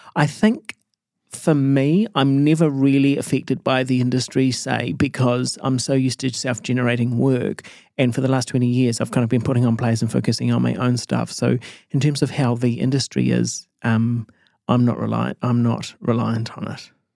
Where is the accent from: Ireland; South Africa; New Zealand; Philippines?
New Zealand; Matamata, Waikato; moved away as an adult; also born or lived in Auckland; I grew up in Mata Mata